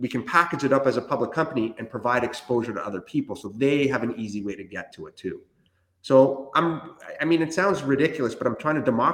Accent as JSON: {"language": "English", "country": "Canada", "tie": "born or raised there", "also_born_or_lived": "Chile", "second_language": "English", "said": "I was born in Chile, South America, and my family immigrated to Canada when I was 7"}